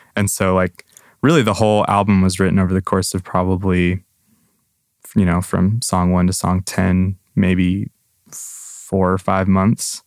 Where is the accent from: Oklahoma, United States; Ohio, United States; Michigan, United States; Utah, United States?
Michigan, United States; Grand Rapids; born or raised there; moved away as an adult; now in Nashville, United States